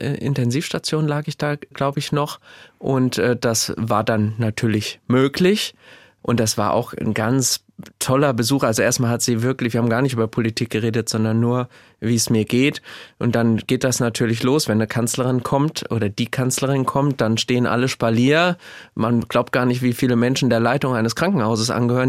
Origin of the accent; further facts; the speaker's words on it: Gelnhausen, Hesse, Germany; also born or lived in Frankfurt; ich bin ein heimatverbundener Mensch. Ich lebe unheimlich gerne im Kinzigtal in Gelnhausen